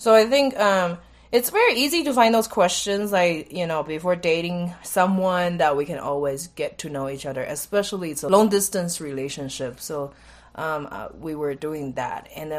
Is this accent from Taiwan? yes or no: yes; Taiwan; moved away as an adult; also born or lived in India; then I'm from Taiwan